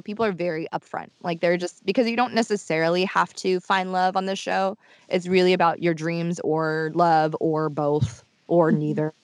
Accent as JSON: {"language": "English", "region": "Tokyo", "country": "Japan", "tie": "born or raised there", "moved": "yes", "said": "I grew up in Tokyo"}